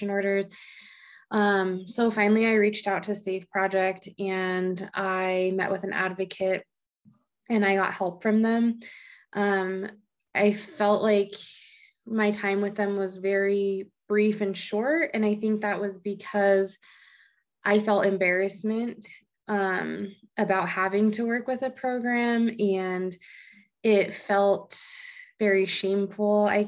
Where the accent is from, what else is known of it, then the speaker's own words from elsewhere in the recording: Laramie, Wyoming, United States; I'm from Laramie, Wyoming. So been here for quite a while.